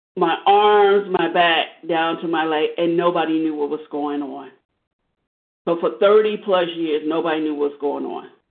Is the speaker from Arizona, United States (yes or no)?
yes; Arizona, United States; I grew up in Arizona